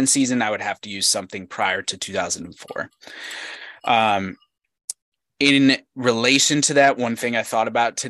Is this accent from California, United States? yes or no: no; Charlotte, North Carolina, United States; The Charlotte Hornets right here in my hometown